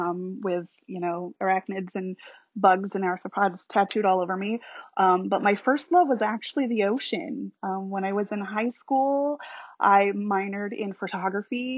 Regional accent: New York, United States; moved away as an adult; also born or lived in Illinois; now in Florida, United States; I'm from New York originally. I moved here about 10 years ago.

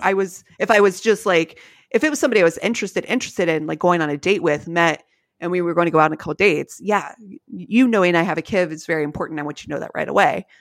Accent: Columbus, Ohio, United States; we're from Columbus

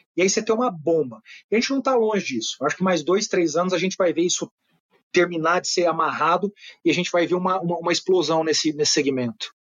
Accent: Uberaba, Minas Gerais, Brazil; moved away; nasci em Uberaba, Minas Gerais, cidade de 300 mil habitantes, não é uma cidade pequena não tinha uma livraria.

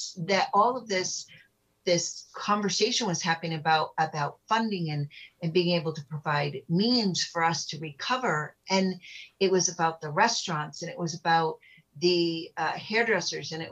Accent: United States; I was born in America

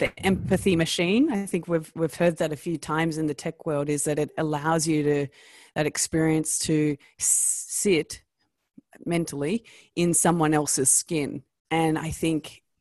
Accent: Australia; accent: Australian; my Australian accent, and I'm Australian

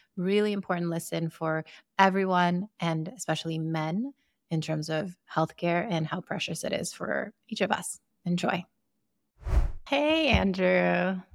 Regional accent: Sierra Leone; I grew up in Sierra Leone in West Africa

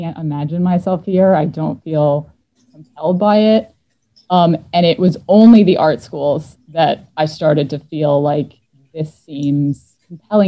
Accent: New Jersey, United States; born or raised there; now in Philadelphia, United States

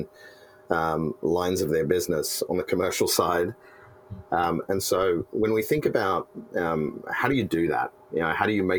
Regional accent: Australia; moved away as an adult; now in San Francisco, United States; I'm Australian.

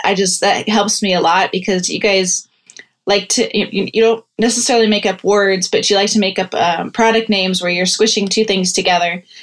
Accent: Iowa, United States; now in Pittsburgh, United States; I'm actually from Iowa

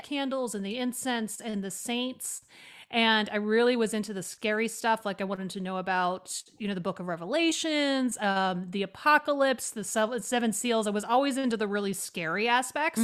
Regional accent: Oregon, United States; moved away as an adult; also born or lived in New York City; I grew up in Oregon, which is a very secular place, honestly

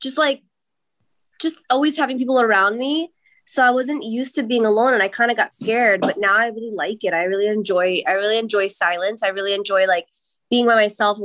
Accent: New York, United States; Growing up in New York, like, my like freestyle, like, on the East Coast, like, was a thing

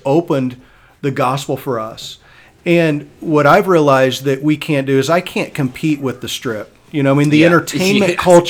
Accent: Midwest, United States; moved away as an adult; also born or lived in St. Louis, Missouri; now in Las Vegas, United States; I grew up in the Midwest. Mm-hmm. As Rusty and I both did, I went to Ozark in Missouri, and then I was a youth pastor in St. Louis for 5.5 years.

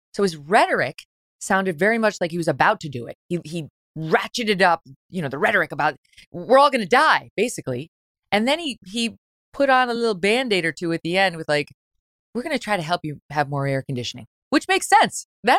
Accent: Syracuse, New York, United States; I grew up in Syracuse for 10 years.

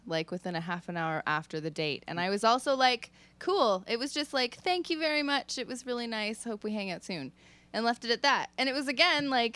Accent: Dunnville, Ontario, Canada; I grew up there and knew how boring it was to be like an artsy kid

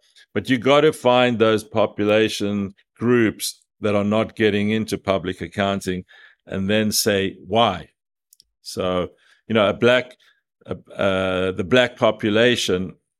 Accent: South Africa; moved away as an adult; now in United States; Now, I came from South Africa 35 years ago to America.

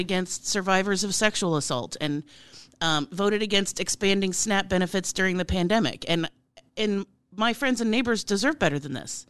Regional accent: Plattsmouth, Nebraska, United States; also born or lived in Omaha, Nebraska; I was born in a hospital in Omaha, but I was raised in Plattsmouth, Nebraska, which is where I currently live again

